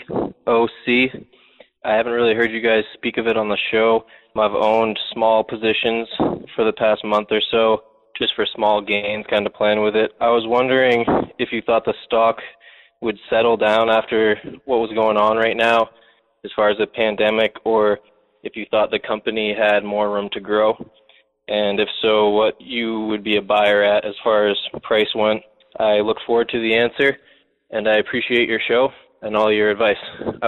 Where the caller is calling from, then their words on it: Maine, United States; I'm from Maine.